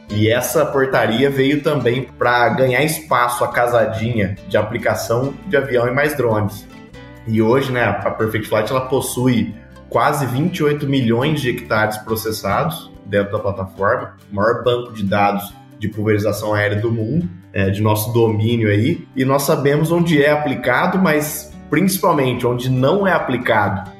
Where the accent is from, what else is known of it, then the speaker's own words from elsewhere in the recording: São João da Boa Vista, São Paulo, Brazil; Eu sou natural aqui de São João da Boa Vista, interior de São Paulo